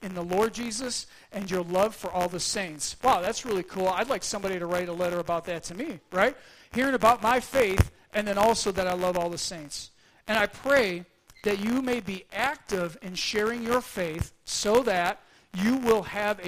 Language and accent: English; Buffalo, New York, United States; moved away; I hail from Buffalo, New York.